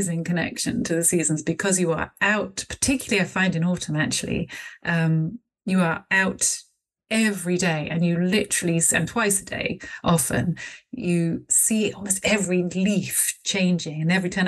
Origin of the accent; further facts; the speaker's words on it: Bristol, South West England, United Kingdom; I live in Bristol, and I'm from Bristol, so, you know, I've always been here